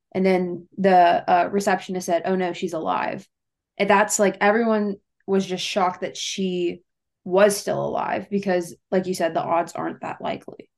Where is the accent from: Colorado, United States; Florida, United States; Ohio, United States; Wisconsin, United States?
Ohio, United States; Cincinnati; I'm from Cincinnati, Ohio